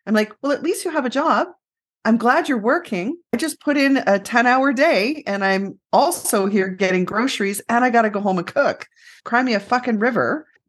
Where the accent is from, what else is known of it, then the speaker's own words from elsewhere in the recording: Canada; we're so Canadian. Canadians typically won't end the interview that quick.